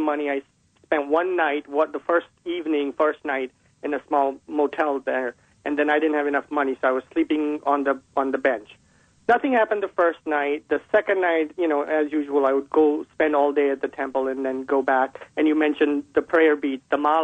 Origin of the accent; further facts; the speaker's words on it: Vadodara, Gujarat, India; moved away; I was originally from Baroda